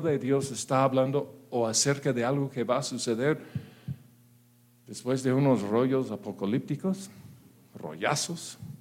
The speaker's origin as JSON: {"language": "Spanish", "country": "United States", "second_language": "Spanish", "moved": "yes", "lives_now": "Mexico", "said": "yo soy gringo"}